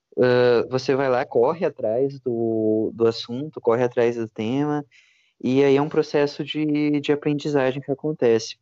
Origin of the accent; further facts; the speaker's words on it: Santiago, Rio Grande do Sul, Brazil; eu sou de Santiago, Santiago é uma cidade pequena